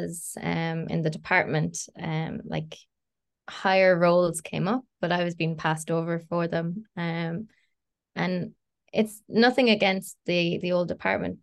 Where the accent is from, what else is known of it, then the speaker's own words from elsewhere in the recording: Ireland; moved away as an adult; now in Glasgow, United Kingdom; I'm Irish, living in Glasgow in Scotland